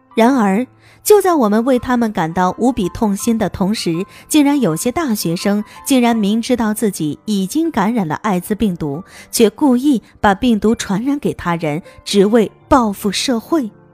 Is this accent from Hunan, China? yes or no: yes; Hunan, China; 作为湖南人